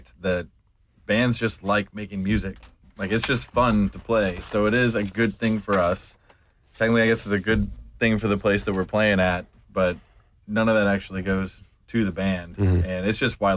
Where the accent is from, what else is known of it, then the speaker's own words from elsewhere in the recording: Seattle, Washington, United States; moved away as an adult; also born or lived in St. Louis / Texas; now in Atlanta, United States; I was born in St. Louis, grew up in Seattle